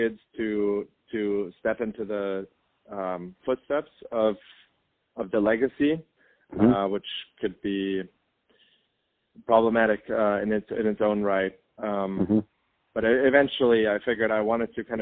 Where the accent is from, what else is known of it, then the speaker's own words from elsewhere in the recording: Germany; moved away; I was born and raised in Germany